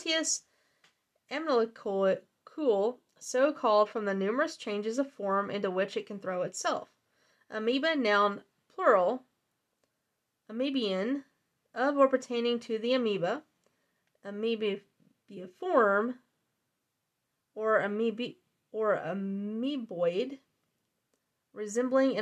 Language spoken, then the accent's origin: English; the South, Southern United States, United States; accent: southern; My southern accent